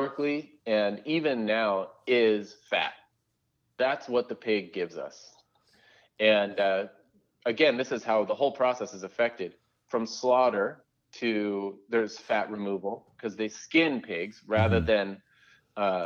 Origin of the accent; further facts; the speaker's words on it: Southern California, United States; I grew up in suburban Southern California